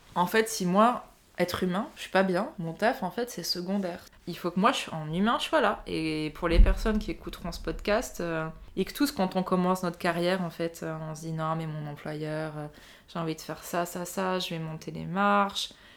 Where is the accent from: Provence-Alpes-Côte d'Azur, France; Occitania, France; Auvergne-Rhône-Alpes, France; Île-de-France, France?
Provence-Alpes-Côte d'Azur, France; Nice; moved away as an adult; also born or lived in London; now in Paris, France; j'ai grandi à Nice, j'ai fait mon parcours école, collège, lycée à Nice